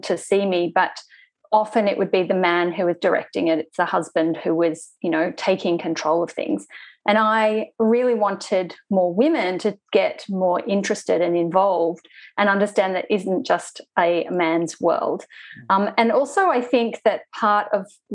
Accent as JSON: {"language": "English", "town": "Sydney", "region": "New South Wales", "country": "Australia", "said": "I am from Sydney, Australia."}